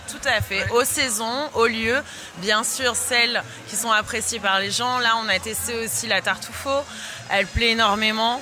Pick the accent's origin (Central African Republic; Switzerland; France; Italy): France; en tant que Française et passionnée de gastronomie